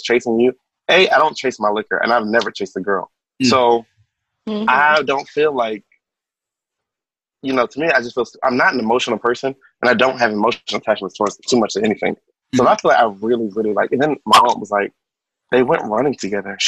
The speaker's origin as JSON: {"language": "English", "region": "New York", "country": "United States", "said": "I am from New York. I am Caribbean"}